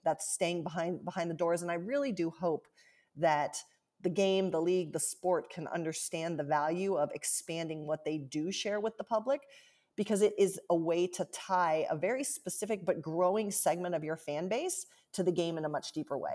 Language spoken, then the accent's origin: English; Central Ohio, United States; moved away as an adult; also born or lived in Washington, D.C.; now in Seattle, United States; I grew up in Central Ohio